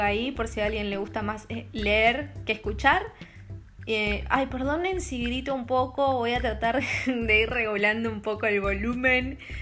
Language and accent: Spanish; Argentina; now in Copenhagen, Denmark; siendo una argentina viviendo en Copenhague